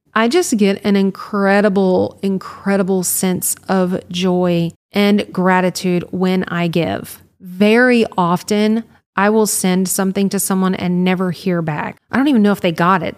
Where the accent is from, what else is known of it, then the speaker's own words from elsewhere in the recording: Louisiana, United States; i was from louisiana